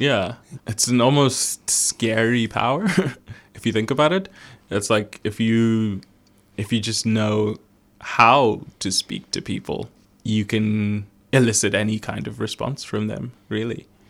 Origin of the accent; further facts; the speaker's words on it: Zimbabwe; I was born in Zimbabwe